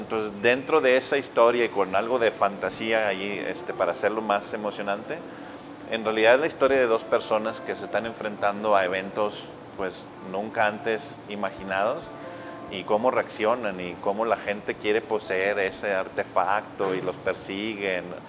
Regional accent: Monclova, Coahuila, Mexico; also born or lived in Monterrey; yo crecí en Monclova

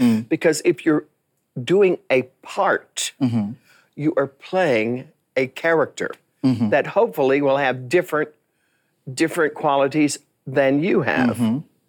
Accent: Jacksonville, Texas, United States; accent: Texas; I was from East Texas, mm-hmm. a town kind of cut all by itself, mm-hmm. Jacksonville.

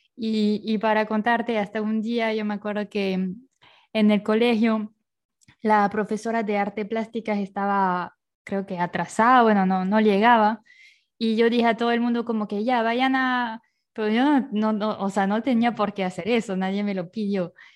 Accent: Bayonne, Nouvelle-Aquitaine, France; moved away as an adult; also born or lived in Paris, France / Finland; now in Ecuador; yo nací en Francia, en Bayonne, que es una ciudad en el suroeste de Francia.

